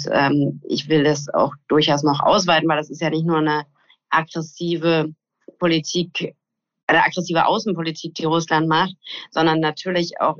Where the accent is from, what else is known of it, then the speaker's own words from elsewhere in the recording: West Germany, Germany; Ich bin ja in Westdeutschland zur Schule gegangen